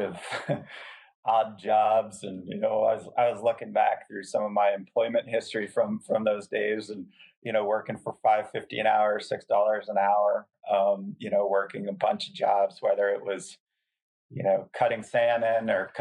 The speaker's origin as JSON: {"language": "English", "region": "northwest corner of Connecticut", "country": "United States", "tie": "born or raised there", "also_born_or_lived": "Helena, Montana / Harrisburg, Pennsylvania", "moved": "as an adult", "said": "I grew up in the northwest corner of Connecticut, which is a very rural part of Connecticut"}